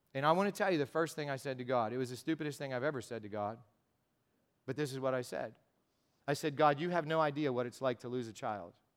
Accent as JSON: {"language": "English", "country": "United States", "said": "I'm an American and because I speak some Spanish"}